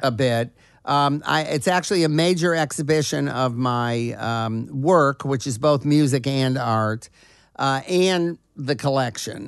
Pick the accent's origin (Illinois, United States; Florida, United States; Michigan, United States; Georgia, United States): Michigan, United States; Detroit; moved away; also born or lived in Los Angeles; growing up in Detroit, at the time when Motown was coming up